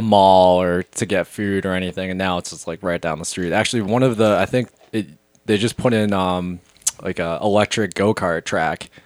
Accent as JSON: {"language": "English", "town": "Wrentham", "region": "Massachusetts", "country": "United States", "tie": "born or raised there", "moved": "as an adult", "lives_now": "Philadelphia, United States", "said": "I even grew up like kind of like you guys. Like I was like half an hour outside of Boston"}